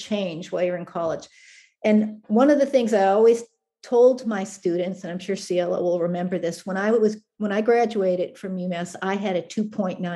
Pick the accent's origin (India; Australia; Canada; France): Canada; now in United States; I was born in Canada